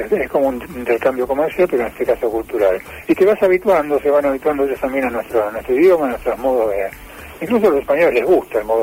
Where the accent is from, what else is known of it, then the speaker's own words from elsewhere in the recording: Buenos Aires, Argentina; now in Córdoba, Argentina; Yo soy porteño. Vivo en Córdoba desde hace un montón de años, pero soy porteño